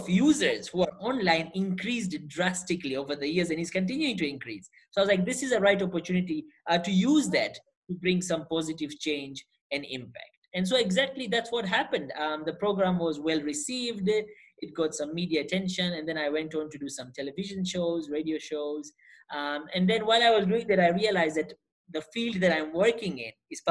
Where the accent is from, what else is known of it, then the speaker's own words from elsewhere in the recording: Tanzania; moved away as an adult; also born or lived in India; now in Canada; So I'm originally from Tanzania, East Africa. That's where I was born and raised